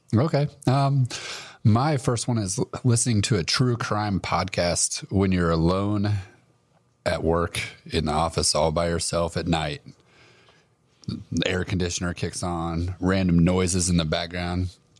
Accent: Wyoming, United States; growing up in Wyoming

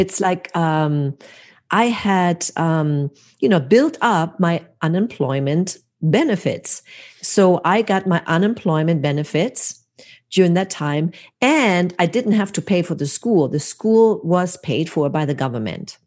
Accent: Hamburg, Germany; now in United States; my hometown, Hamburg, Germany

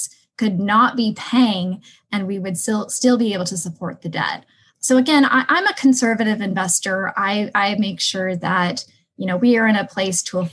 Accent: Seattle, Washington, United States; moved away as an adult; now in Phoenix, United States; I come from Seattle, Washington, which is one of the, well, it's becoming one of the most unfriendly landlord cities

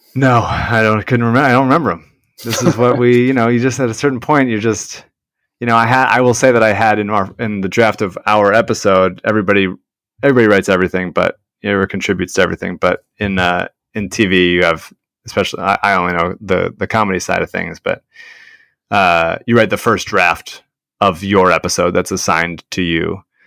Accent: Philadelphia, Pennsylvania, United States; we are from Philadelphia

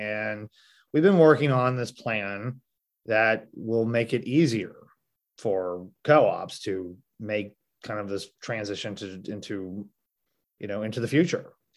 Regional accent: Marshfield, Missouri, United States; I'm from Marshfield, I'm from southwest part of the state

